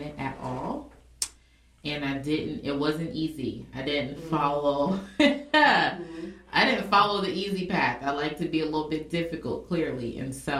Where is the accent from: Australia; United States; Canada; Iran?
United States; Indianapolis, Indiana; I'm from Indianapolis